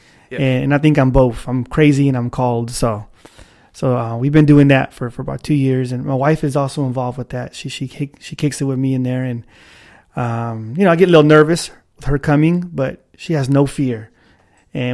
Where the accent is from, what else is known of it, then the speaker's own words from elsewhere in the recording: Sacramento, California, United States; Born and raised in South Sacramento